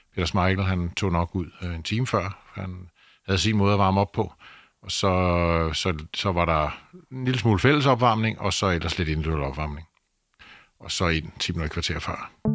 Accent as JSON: {"language": "Danish", "country": "Denmark", "said": "Vi kommer fra Danmark, et lille land"}